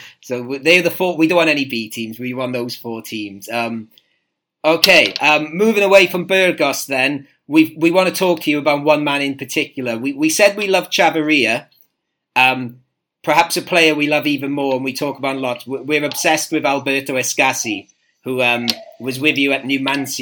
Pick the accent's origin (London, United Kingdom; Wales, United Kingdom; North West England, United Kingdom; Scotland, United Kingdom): Wales, United Kingdom; Welsh; I'm Welsh